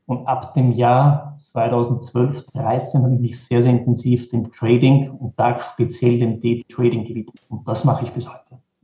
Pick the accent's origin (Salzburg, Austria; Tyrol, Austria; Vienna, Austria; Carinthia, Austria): Vienna, Austria; Ich bin geboren in Wien, habe in Wien an der Wirtschaftsuniversität studiert